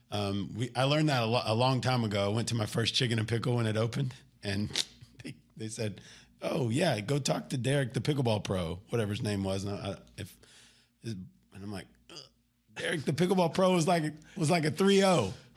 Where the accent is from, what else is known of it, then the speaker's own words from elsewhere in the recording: Garland, Texas, United States; moved away as an adult; also born or lived in Wylie, Texas / Oklahoma City, Oklahoma; born, born right here outside of Dallas, Garland, Texas, moved to Wiley, went to high school at Naaman